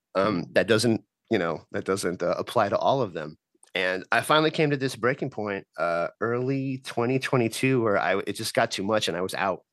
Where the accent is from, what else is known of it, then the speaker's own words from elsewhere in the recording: El Paso, Texas, United States; now in Richmond, United States; I'm from El Paso, Texas, but that's that's where I'm at now